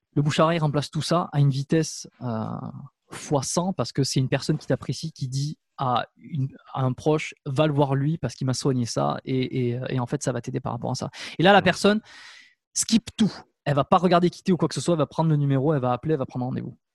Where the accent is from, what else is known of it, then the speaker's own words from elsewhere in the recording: France; moved away as an adult; also born or lived in Canada; j'ai eu une occasion de m'installer en France dans ma région natale